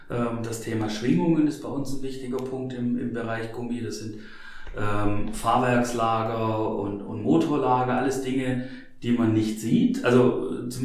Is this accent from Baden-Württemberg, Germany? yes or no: yes; Stuttgart, Baden-Württemberg, Germany; ich komme ja ursprünglich aus Stuttgart und habe gesagt, okay, ich möchte gern raus von zu Hause einfach was Neues kennenlernen